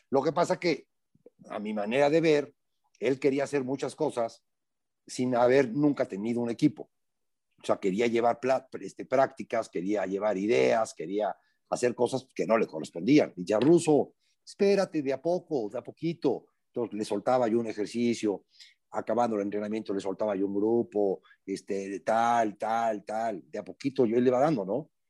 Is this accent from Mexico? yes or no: yes; Veracruz, Mexico; accent: jarocho; soy, muy jarocho yo hablando.